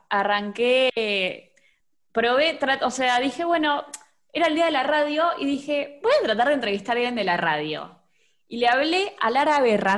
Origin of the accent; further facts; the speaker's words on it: Vicente López, Buenos Aires Province, Argentina; De Vicente López.